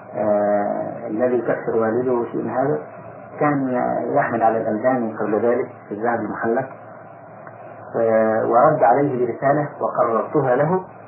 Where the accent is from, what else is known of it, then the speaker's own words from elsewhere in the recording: Egypt; عندنا في مصر